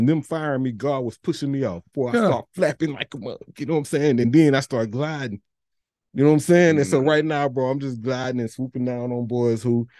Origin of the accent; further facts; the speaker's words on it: Missouri City, Texas, United States; We're real from Mo City.